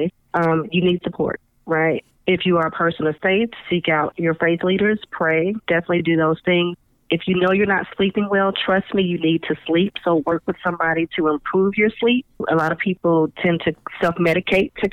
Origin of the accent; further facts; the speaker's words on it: California, United States; I'm from California, we used to do earthquake drills